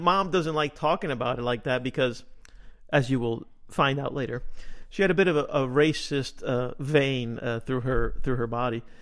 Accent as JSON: {"language": "English", "town": "Union City", "region": "New Jersey", "country": "United States", "tie": "born or raised there", "said": "I grew up in Little Cuba, which is Union City"}